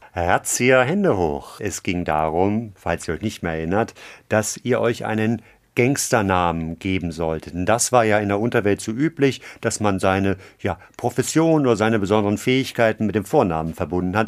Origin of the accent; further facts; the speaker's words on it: Hamburg, Germany; meine Heimatstadt